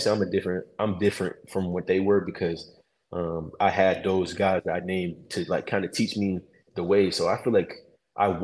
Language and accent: English; Meadville, Pennsylvania, United States; I come from Meville, which ain't, you know, nothing like a little rinky dink town in the middle of PA